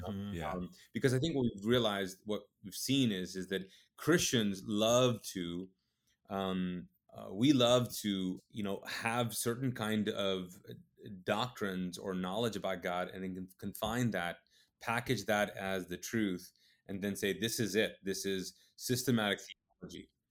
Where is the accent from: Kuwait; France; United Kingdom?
Kuwait; also born or lived in Pakistan (ancestry); now in United States; I'm Pakistani. Um, uh, my parents are Pakistani. They moved to Kuwait. I was born and raised in the Middle East in Kuwait